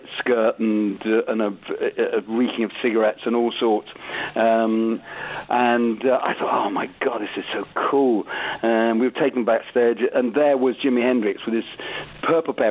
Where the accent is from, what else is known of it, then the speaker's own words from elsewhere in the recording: Southport, North West England, United Kingdom; I'm northern. I'm from Southport